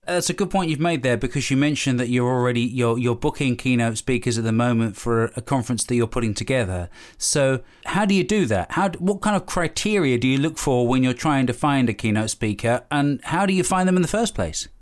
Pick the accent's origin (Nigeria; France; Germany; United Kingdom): United Kingdom; we're British